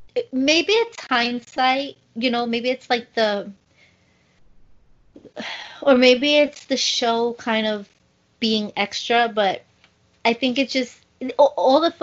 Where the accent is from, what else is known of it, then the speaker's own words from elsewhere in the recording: New York, United States; as a New Yorker.